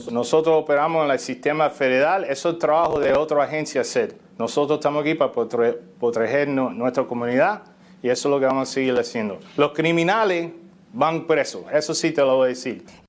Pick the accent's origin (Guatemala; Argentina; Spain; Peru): Guatemala; also born or lived in Miami, Florida; now in South Carolina, United States; soy de Guatemala. Tenemos más de 20 años acá en Estados Unidos